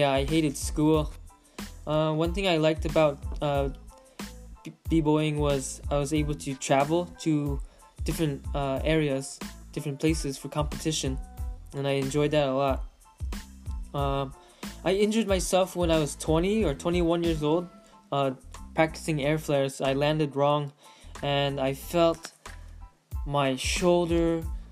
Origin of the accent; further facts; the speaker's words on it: Manchester, Connecticut, United States; moved away as an adult; also born or lived in West Hartford, Connecticut; now in California, United States; I'm originally from Connecticut. I was raised in Manchester, Connecticut, and then moved to West Hartford, Connecticut, and then moved to California 7 years ago.